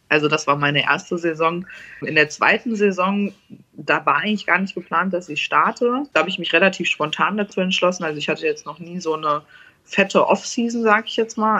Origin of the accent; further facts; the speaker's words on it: Hesse, Germany; ich komme ja aus Hessen